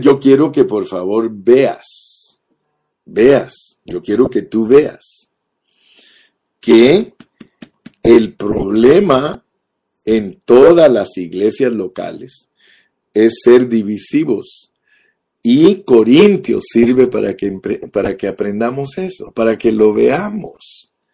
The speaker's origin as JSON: {"language": "Spanish", "country": "Guatemala", "tie": "born or raised there", "said": "Yo nací en Guatemala"}